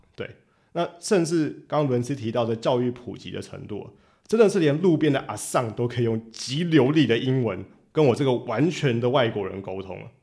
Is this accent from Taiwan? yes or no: yes; Taiwan; 我们台湾，我们台湾人